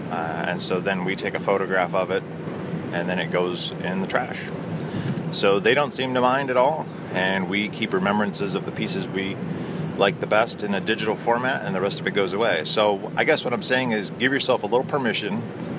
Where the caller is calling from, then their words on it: Toledo, Ohio, United States; I'm calling from the Toledo, Ohio area.